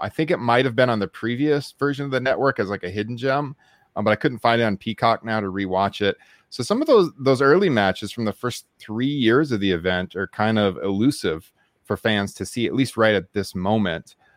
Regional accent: Waterloo, Iowa, United States; it was here in my hometown

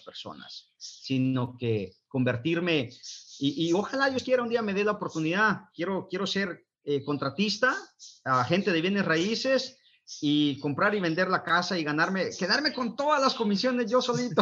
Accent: Guatemala; moved away; soy originario del bello país de Guatemala, Centroamérica

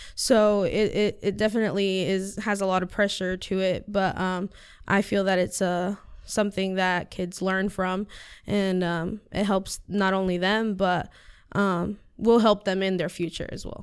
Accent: Siler City, North Carolina, United States; first language Spanish; English is a second language; also born or lived in Chapel Hill, North Carolina; I've lived in Siler City my whole life. This is where I was, you know, raised.

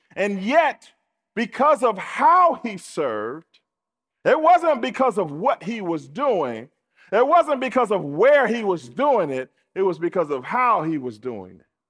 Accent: United States; we're American, and so we're used to consumerism

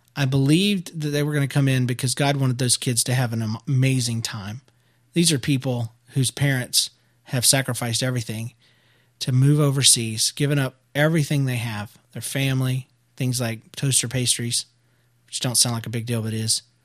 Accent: United States; I'm American

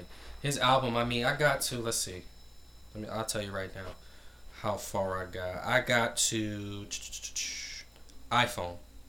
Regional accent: New Jersey, United States; all my family is from Carolina, so I'm the only, me and my mom the only ones that are from, born and raised in North Jersey

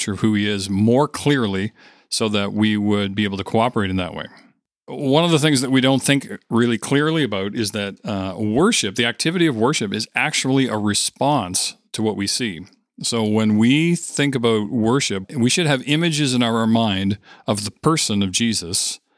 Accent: Winnipeg, Manitoba, Canada; we're true Canadians from Winnipeg.

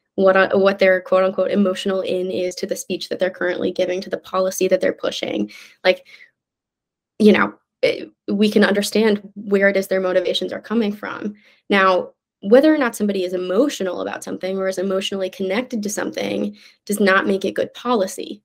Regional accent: Midwest, United States; now in New York City, United States; I'm from the Midwest

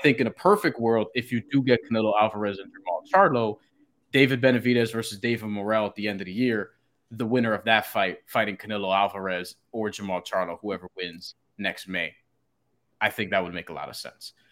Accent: Puerto Rico; I'm Puerto Rican

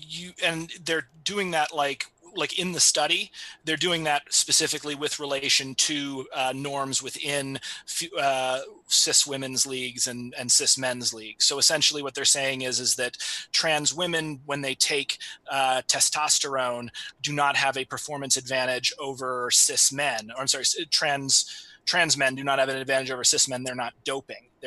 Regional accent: United States; I am coming from America

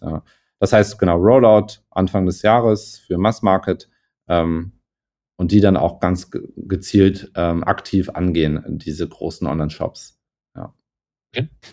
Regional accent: Hamburg, Germany; komme ich aus Hamburg

